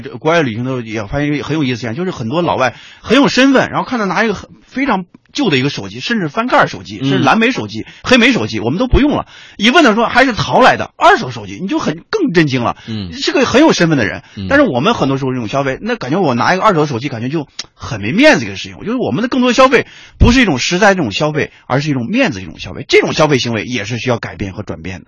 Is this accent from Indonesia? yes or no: no; China; 我们中国人